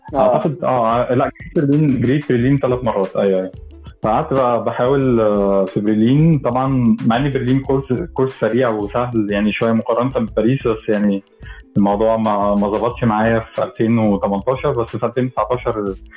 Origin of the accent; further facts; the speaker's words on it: Egypt; انا مصري فعلا